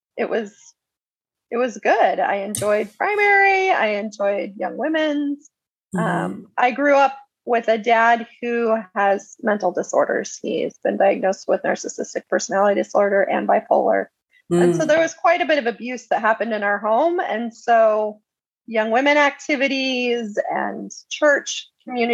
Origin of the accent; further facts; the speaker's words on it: Prescott, Arizona, United States; I was raised in Prescott, which it's grown quite a bit, but at the time it was a pretty small town.